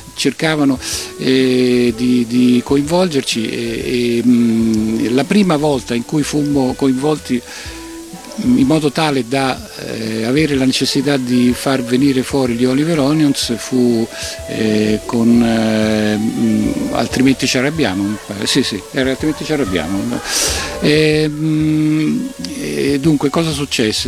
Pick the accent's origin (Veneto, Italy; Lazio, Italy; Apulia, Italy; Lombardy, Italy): Lazio, Italy; Rome; noi siamo di Roma